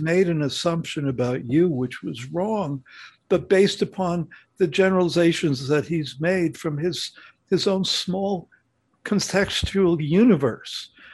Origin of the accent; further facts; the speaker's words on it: New York City, New York, United States; I come from New York City